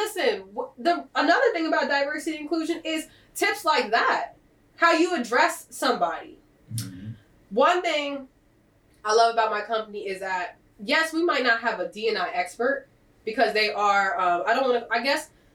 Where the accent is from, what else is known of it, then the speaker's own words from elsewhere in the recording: Delaware, United States; I'm from Delaware